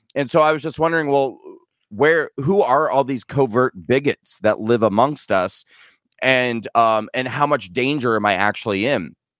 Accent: Nebraska, United States; moved away; I'm an American citizen who grew up in the Midwest in a small town in a state called Nebraska

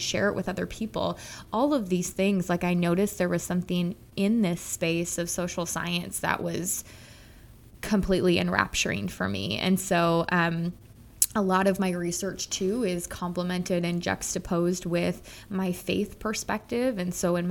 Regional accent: Minnesota, United States; a middle-class white suburban child of growing up in Minnesota

